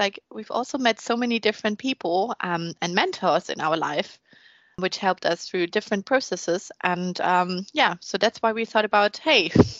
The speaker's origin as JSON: {"language": "English", "country": "Germany", "also_born_or_lived": "Frankfurt", "accent": "German", "second_language": "English", "moved": "as an adult", "lives_now": "Slough, United Kingdom", "said": "I'm 26 years old. I'm from Germany, as probably most can tell as well. German accents are quite strong. I studied my undergraduate in Germany, in Frankfurt, in biological sciences. And then I moved to London, actually to Slough."}